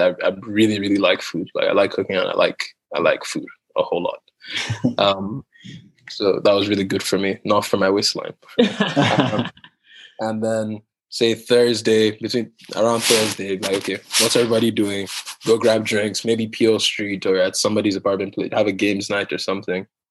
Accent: Nigeria; also born or lived in Hong Kong; now in London, United Kingdom; I'm from Nigeria, and my parents live in Nigeria, even though I live in London.

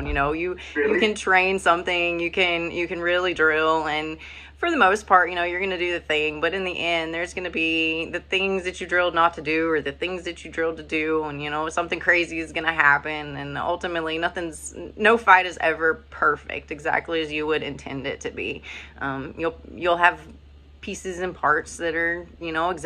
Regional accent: Virginia, United States; I grew up in Virginia

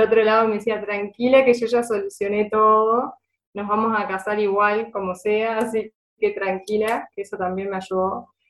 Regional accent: Río Negro, Uruguay; yo soy de, de Río Negro

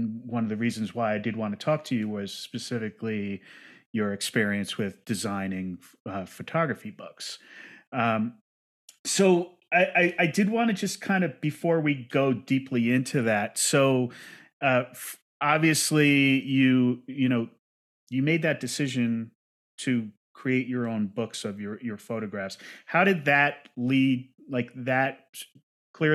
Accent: New Jersey, United States; I'm Italian American from New Jersey, second generation

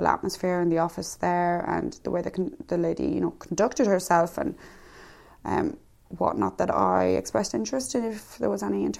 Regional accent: Ireland; moved away as an adult; now in London, United Kingdom; I am Irish. I have lived in London for over 3 years in total

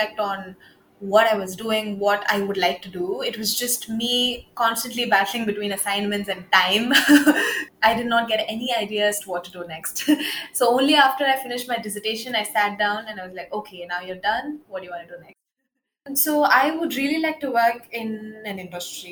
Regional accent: India; also born or lived in Edinburgh, United Kingdom; I'm from India, so I moved back home last month

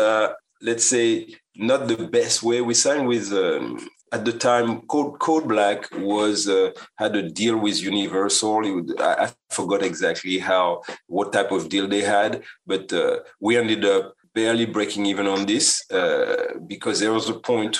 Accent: Guadeloupe; now in United States; I come from the island, from Guadeloupe

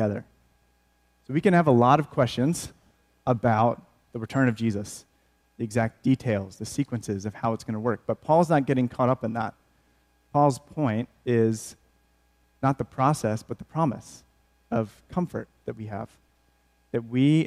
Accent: outside of Flint, Michigan, United States; I grew up in Michigan, outside of Flint

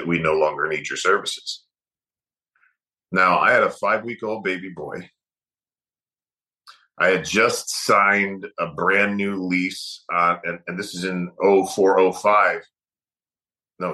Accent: Michigan, United States; I grew up in Michigan

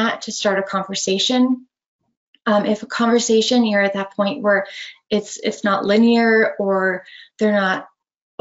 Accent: Northeast Wisconsin, United States; I grew up in Northeast Wisconsin

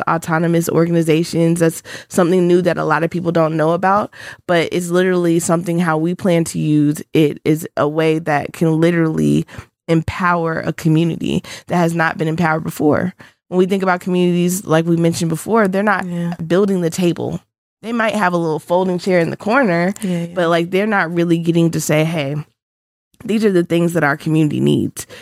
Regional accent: Augusta, Georgia, United States; I'm from Augusta, Georgia, so a Georgia native.

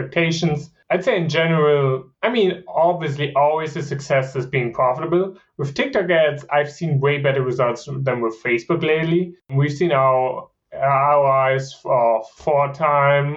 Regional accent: Germany; English is a second language; moved away as an adult; also born or lived in Virginia, United States / Kansas, United States; now in United States; I'm originally from Germany

